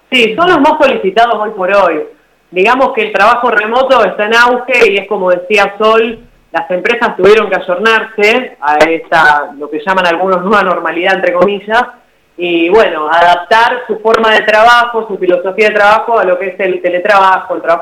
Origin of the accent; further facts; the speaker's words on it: San Nicolás de los Arroyos, Buenos Aires Province, Argentina; si bien nací en San Nicolás, estamos trabajando en Rosario, pero para todo el país.